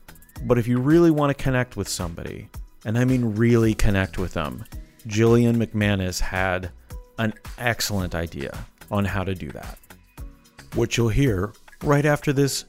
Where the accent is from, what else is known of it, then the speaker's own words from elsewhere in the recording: Canada; I'm Canadian.